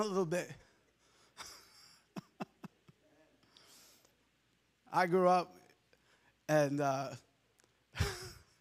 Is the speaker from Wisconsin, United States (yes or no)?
no; Long Island, New York, United States; I grew up in Long Island, New York.